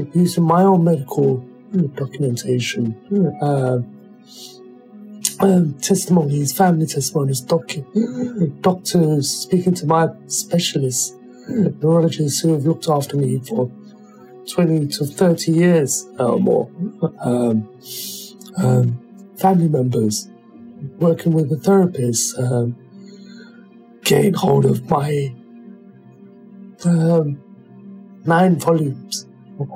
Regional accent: United Kingdom; growing up as a British black person

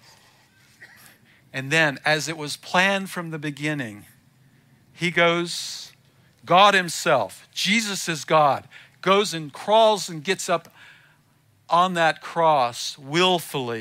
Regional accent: the South, United States; I was born in the South. I mean, I grew up most of the time in the South

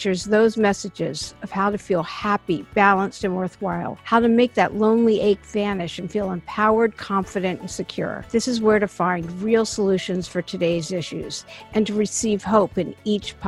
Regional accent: East Coast, United States; now in Los Angeles, United States; I am from the East Coast, even though I live in LA now, and I have for years.

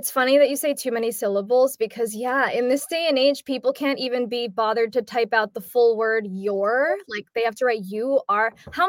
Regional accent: New York, United States; now in Tennessee, United States; Tennessee. Originally from New York, though.

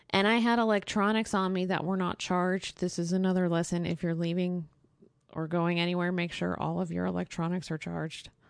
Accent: Texas, United States; moved away as an adult; now in Syria; I'm a Texan

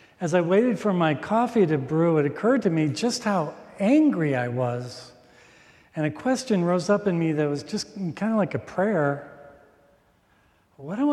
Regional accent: Minnesota, United States; I'm from Minnesota.

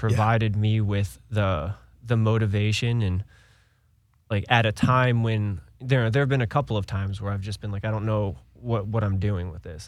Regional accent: Cleveland, Ohio, United States; moved away; I was born and raised in Ohio, uh, Cleveland area.

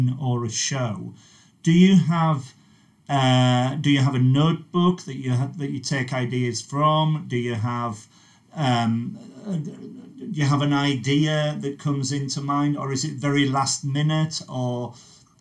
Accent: Carlisle, North West England, United Kingdom; now in London, United Kingdom; My home city is Carlisle, and coming down to London was amazing

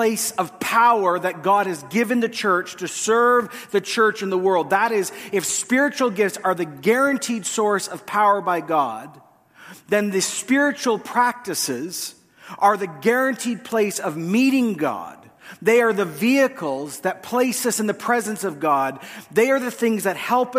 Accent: Canada; as Canadian Westerners

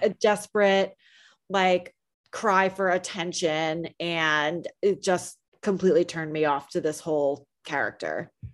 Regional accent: New Jersey, United States; I'm from New Jersey

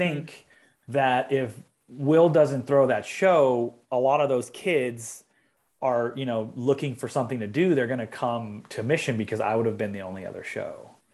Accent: Long Beach, California, United States; I grew up in Long Beach, which is like thirty miles south of L

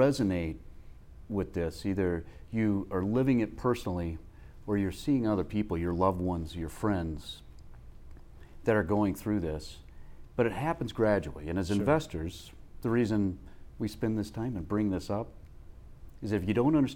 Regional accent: Midwest, United States; I grew up in the Midwest

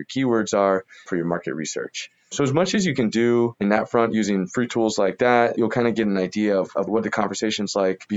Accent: Columbus, Ohio, United States; I was from Columbus, Ohio, never really been to a big city

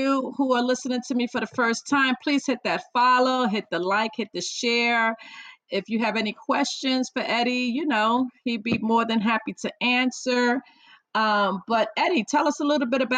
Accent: New York City, New York, United States; I was born and raised in the Bronx

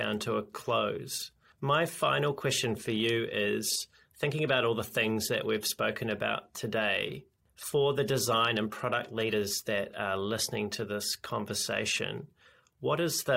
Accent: New Zealand; As a New Zealander

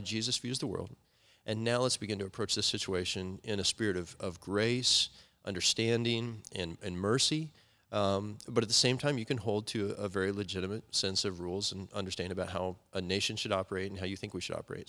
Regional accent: United States; I love being American

